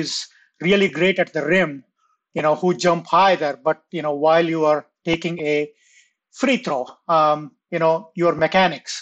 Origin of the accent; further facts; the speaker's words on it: India; I grew up in India